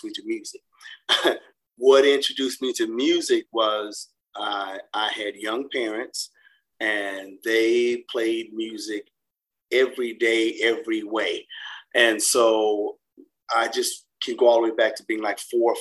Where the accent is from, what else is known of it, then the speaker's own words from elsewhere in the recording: Birmingham, Alabama, United States; now in Atlanta, United States; I was born in Birmingham, Alabama